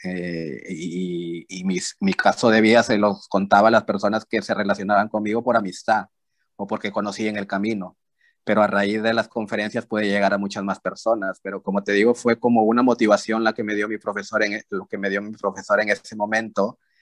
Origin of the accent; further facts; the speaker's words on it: Peru; yo soy de Perú